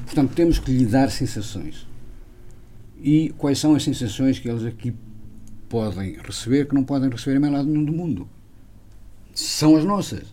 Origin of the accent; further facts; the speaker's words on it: a village in Armamar, opposite Canelas, Viseu, Portugal; sou de uma aldeia que fica mesmo em frente a Canelas, portanto, em Irmamar